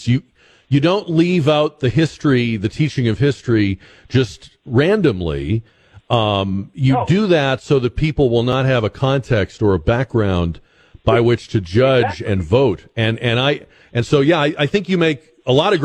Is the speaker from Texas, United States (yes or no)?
no; Newton, Massachusetts, United States; moved away; I grew up in Newton, Massachusetts